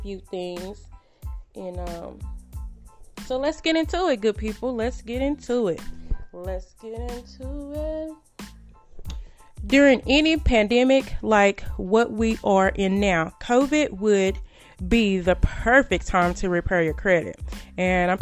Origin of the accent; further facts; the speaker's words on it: Greenville, Texas, United States; moved away; I'm from Greenville, Texas, as most of you good people know. And I reached out to a few people from my hometown